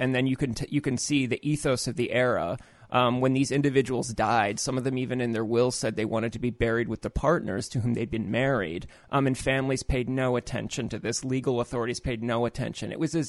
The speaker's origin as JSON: {"language": "English", "town": "Naperville", "region": "Illinois", "country": "United States", "tie": "born or raised there", "said": "where I grew up was like an evangelical Christian suburb called Naperville, Illinois."}